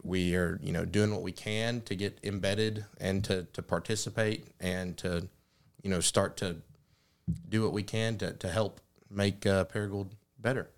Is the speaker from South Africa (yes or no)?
no; Jonesboro, Arkansas, United States; moved away as an adult; now in Paragould, United States; growing up in Jonesboro